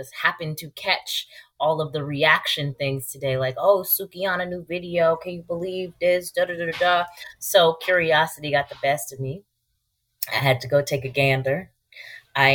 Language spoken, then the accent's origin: English; Albany, New York, United States; I am from Albany, New York